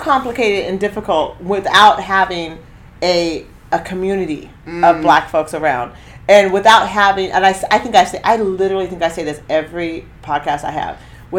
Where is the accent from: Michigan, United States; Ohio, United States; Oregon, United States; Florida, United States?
Oregon, United States; Eugene; I'm coming from Eugene.